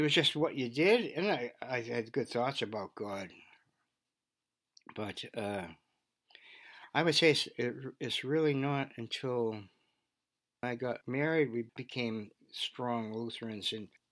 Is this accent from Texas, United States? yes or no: no; Beverly, Massachusetts, United States; also born or lived in Gloucester, Massachusetts / California; We moved to Beverly, and I graduated from Beverly High School.